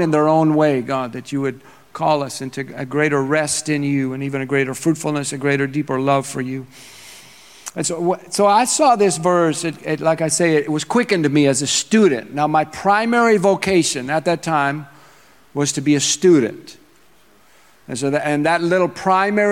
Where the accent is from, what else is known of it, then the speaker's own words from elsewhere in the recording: Minnesota, United States; moved away; I am from Minnesota.